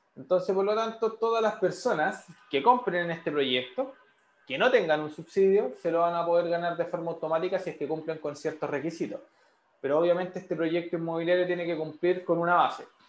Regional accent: San Miguel, Santiago Metropolitan Region, Chile; yo soy oriundo de San Miguel

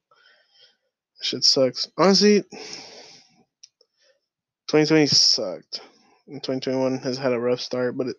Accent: Long Beach, California, United States; moved away; I'm from Long Beach

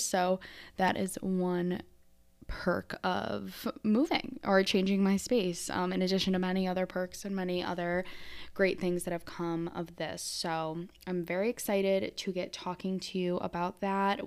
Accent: Syracuse, New York, United States; moved away as an adult; also born or lived in Brooklyn, New York City; now in Maryland, United States; I'm from Syracuse, New York, uh, or that area of upstate New York

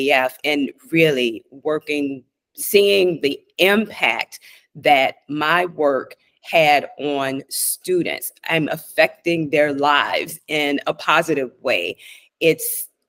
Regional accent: Louisiana, United States; moved away; also born or lived in Washington, D.C. / New York; I'm originally from Louisiana

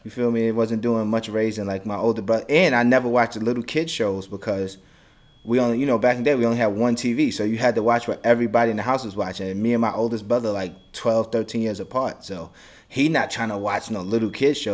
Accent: United States; I'm from America

